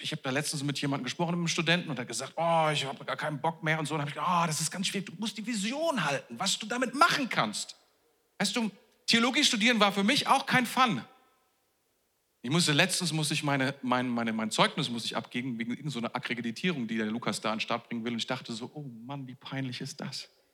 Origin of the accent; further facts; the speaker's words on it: Germany; wir sind ja Deutsche